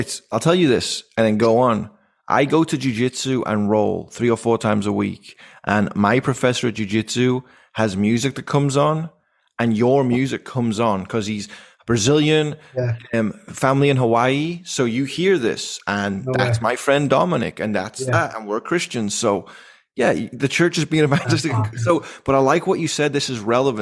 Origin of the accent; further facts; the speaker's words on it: Liverpool, North West England, United Kingdom; moved away; we're from Liverpool